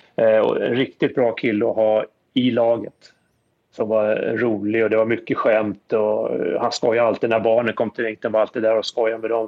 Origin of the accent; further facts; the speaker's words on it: Stockholm, Stockholm County, Sweden; moved away as an adult; now in New Jersey, United States; Jag är född på Östermalm. Eh, bodde, flyttade från Östermalm till Tensta